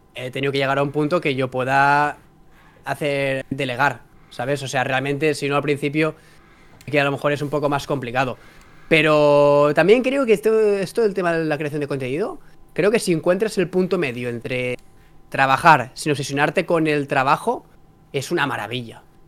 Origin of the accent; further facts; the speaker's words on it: Vilassar de Mar, Catalonia, Spain; vuelvo a mi pueblo, a Vilasa de Mar